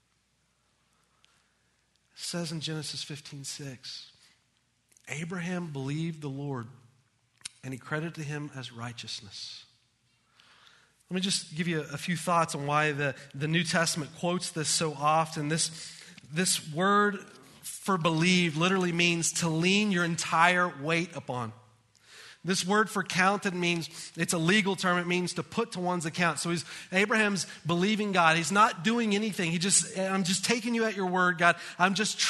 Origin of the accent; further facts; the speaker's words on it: United States; As Americans